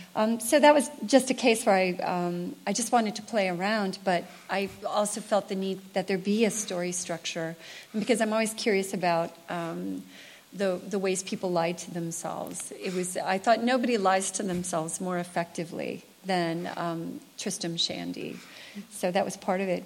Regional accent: United States; as an American writer

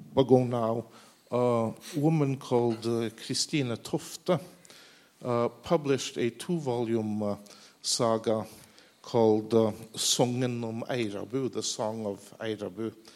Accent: Norway; I come from Norway.

